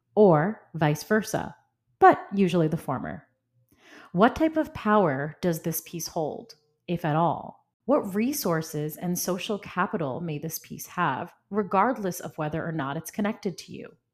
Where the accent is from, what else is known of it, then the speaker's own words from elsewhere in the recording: New York, United States; moved away as an adult; I'm from New York